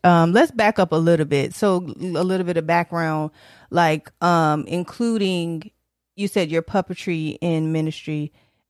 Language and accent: English; Detroit, Michigan, United States; Detroit, by the way.